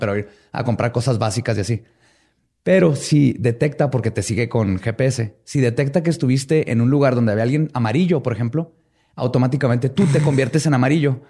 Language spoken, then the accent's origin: Spanish; Mexico; somos mexicanos y somos chingones